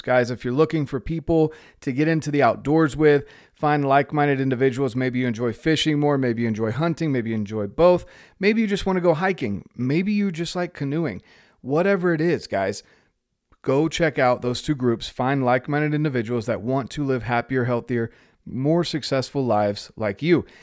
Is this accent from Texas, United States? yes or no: no; North Carolina, United States; moved away as an adult; also born or lived in Utah / Mexico; I grew up in North Carolina